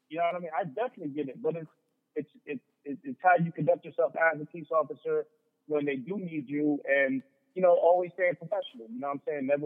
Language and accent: English; Long Island, New York, United States; growing up in Long Island, like, you know what I'm saying? Like those Suffolk County police were on us.